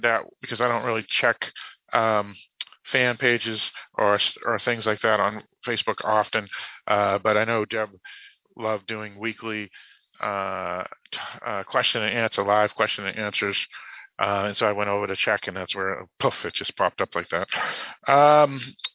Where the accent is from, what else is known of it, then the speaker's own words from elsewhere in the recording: Boston, Massachusetts, United States; accent: Boston; I do have my Boston accent. I do not pronounce my R's